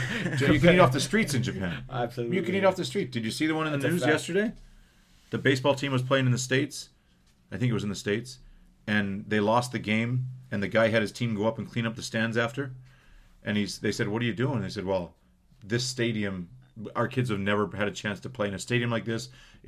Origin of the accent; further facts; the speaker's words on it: Canada; also born or lived in Manitoba; growing up in Canada